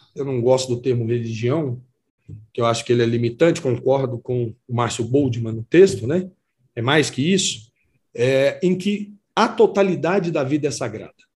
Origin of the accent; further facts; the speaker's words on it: Campos Altos, Minas Gerais, Brazil; moved away as an adult; also born or lived in Contagem, Minas Gerais / Uberlândia, Minas Gerais; now in Pires do Rio, Brazil; eu saí de uma cidadezinha onde eu nasci, chamada Campos Altos, e fui morar sozinho em Contagem